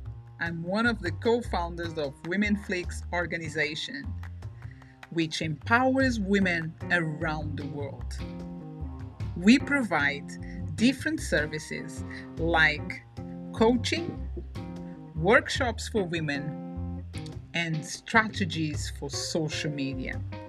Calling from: London, United Kingdom; So I'm talking from London, as I told you before. So I'm in London, United Kingdom.

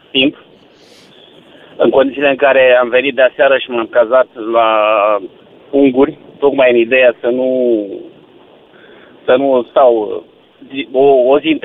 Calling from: Bacău, Bacău County, Romania; sunt din Bacău.

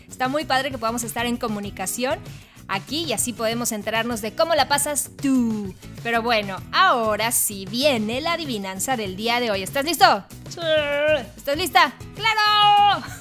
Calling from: Mexico City, Mexico; Hola Jackie … de la Ciudad de México y ahí lleva mi chiste.

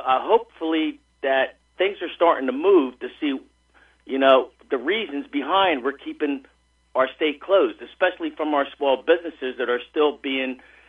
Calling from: Hamilton, New Jersey, United States; I'm doing very well. This is … from Hamilton.

